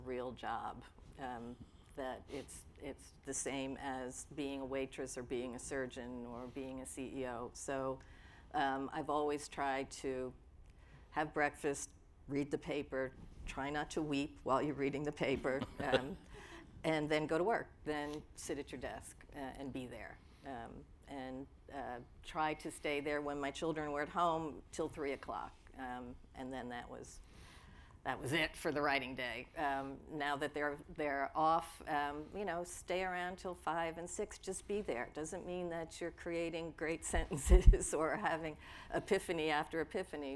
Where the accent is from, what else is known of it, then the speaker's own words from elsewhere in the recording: Elmont, New York, United States; also born or lived in Brooklyn; growing up in Elmont.